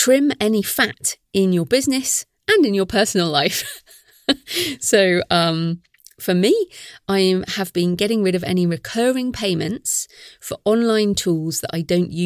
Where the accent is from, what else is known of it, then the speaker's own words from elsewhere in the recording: United Kingdom; we're British